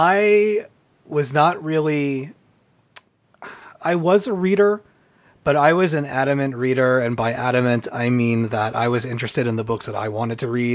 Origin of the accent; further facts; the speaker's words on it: United States; my home country of America